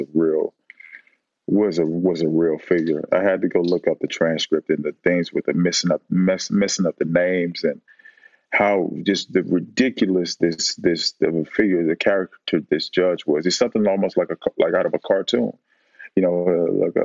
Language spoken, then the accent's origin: English; Oakland, California, United States; I lived in and grew up in West Oakland